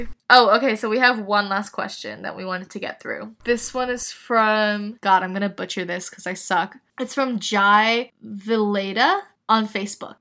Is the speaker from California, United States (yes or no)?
yes; Northern California, United States; I was born and raised in Northern California